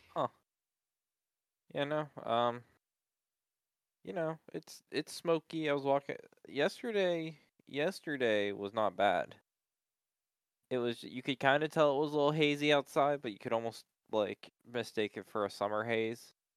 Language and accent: English; United States; I'm American